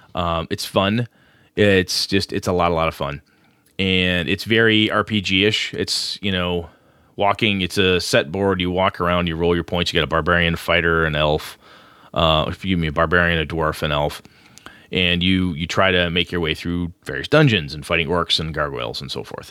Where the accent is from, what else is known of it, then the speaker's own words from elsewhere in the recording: Wisconsin, United States; also born or lived in Madison, Wisconsin; campus I, I started going to in my hometown. Went to a two-year campus before I transferred to Madison